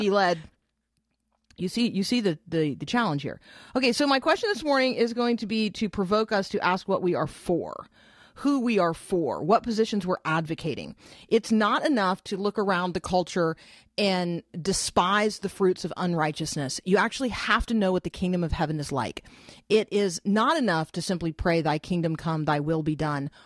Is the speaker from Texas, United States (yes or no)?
no; Florida, United States; I grew up mostly in Florida